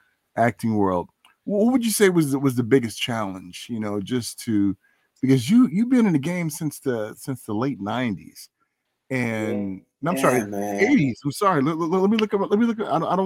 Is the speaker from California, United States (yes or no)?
yes; California, United States; man, I'm from California.